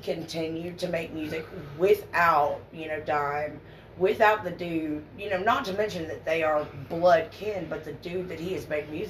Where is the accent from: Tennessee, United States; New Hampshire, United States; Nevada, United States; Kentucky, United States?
Kentucky, United States; I am from Kentucky, but I am not from that part of Kentucky